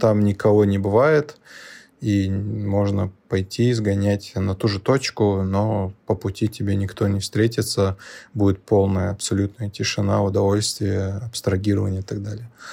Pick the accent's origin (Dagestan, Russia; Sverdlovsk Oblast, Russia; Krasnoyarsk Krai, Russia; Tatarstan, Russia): Dagestan, Russia; Magaramkent; also born or lived in Rostov-on-Don; вырос в Дагестане, в селении Магарамкент, это недалеко от границы с Азербайджаном, южнее Дервента.